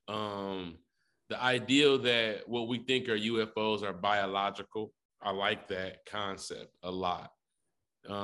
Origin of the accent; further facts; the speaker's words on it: Detroit, Michigan, United States; I'm from Detroit